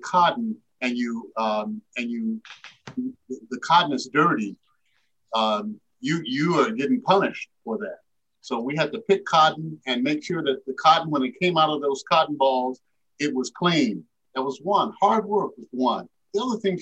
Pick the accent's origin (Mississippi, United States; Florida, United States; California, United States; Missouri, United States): Mississippi, United States; West Point; moved away; also born or lived in Iowa; I'm going to drive back to Mississippi and see my hometown